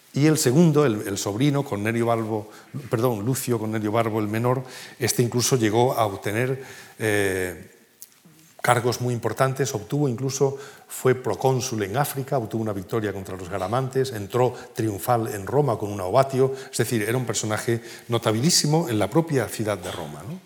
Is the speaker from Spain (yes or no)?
yes; Cádiz, Andalusia, Spain; Nosotros veíamos siempre de niños este drago grande que estaba en la facultad, no, junto al Museo Provincial de Cádiz